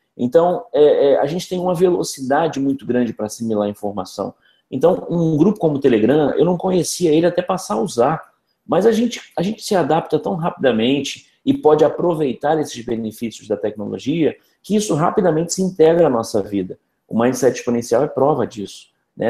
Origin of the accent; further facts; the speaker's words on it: Rio de Janeiro, Brazil; eu sou carioca, eu tenho trinta e seis anos